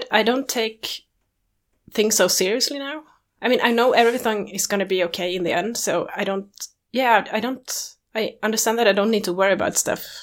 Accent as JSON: {"language": "English", "country": "Sweden", "said": "I'm from Sweden."}